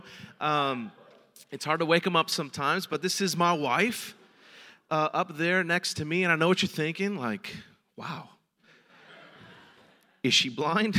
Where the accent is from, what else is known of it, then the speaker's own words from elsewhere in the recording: San Francisco, California, United States; I'm a San Francisco native, born and raised in San Francisco